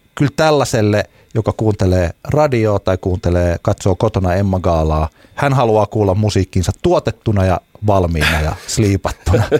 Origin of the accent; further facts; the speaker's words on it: Ylöjärvi, Pirkanmaa, Finland; niin kuin meillä päin Ylöjärvellä aina sanotaan